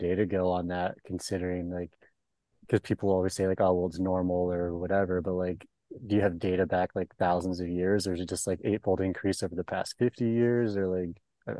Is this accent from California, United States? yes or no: yes; Auburn, California, United States; now in Arizona, United States; I grew up in Northern California out by Auburn, and like it's like super dry out there, obviously. And like now living in Arizona